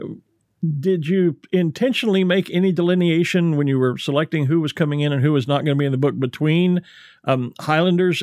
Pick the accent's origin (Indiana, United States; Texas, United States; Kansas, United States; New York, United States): Texas, United States; Texan by birth, Scot by ancestry.